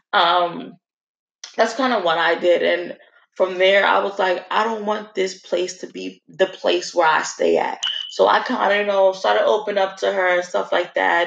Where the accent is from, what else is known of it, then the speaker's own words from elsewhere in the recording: Newark, New Jersey, United States; growing up in Newark